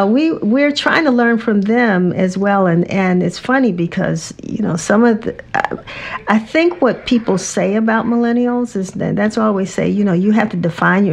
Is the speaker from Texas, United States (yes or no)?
no; Washington, District of Columbia, United States; growing up in Washington, D.C.